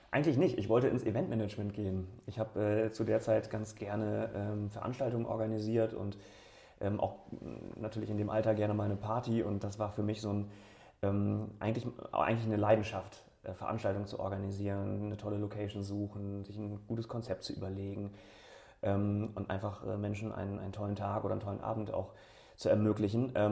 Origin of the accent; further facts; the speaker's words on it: Bremen, Germany; ich bin 35, bin Bremer, zwar äh, kurz vor den Toren Bremens geboren, aber äh, eigentlich seit 35 Jahren in Bremen